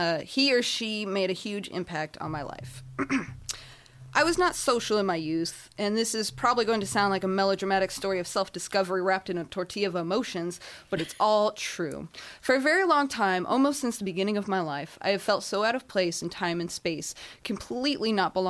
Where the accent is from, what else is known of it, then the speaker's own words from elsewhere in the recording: California, United States; I hail from the Inland Empire.